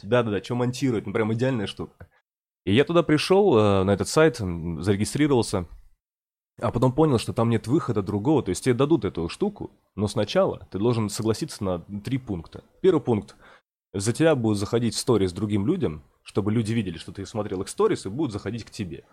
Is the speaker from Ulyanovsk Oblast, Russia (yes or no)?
no; Murmansk, Murmansk Oblast, Russia; moved away; что я из Мурманска, что я с севера